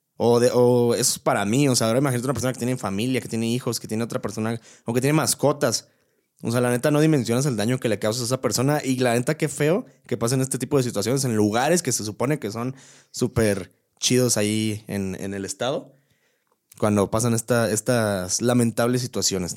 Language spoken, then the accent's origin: Spanish; Querétaro, Mexico; soy de aquí